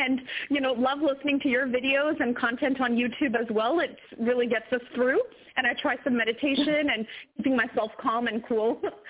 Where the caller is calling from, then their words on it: Canada; I'm calling from Canada.